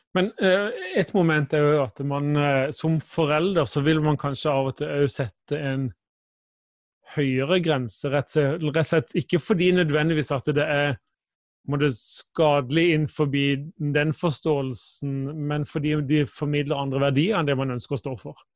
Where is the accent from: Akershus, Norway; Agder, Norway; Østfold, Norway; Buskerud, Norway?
Agder, Norway; Kristiansand; now in Bergen, Norway; Jeg kommer fra Kristiansand, bor i Bergen